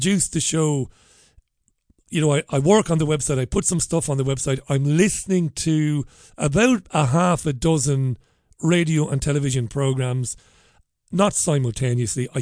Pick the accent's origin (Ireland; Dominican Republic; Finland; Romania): Ireland; now in United Kingdom; I'm an immigrant. I am. I'm an Irishman. Proud Irishman. I'm Irish to my bone marrow.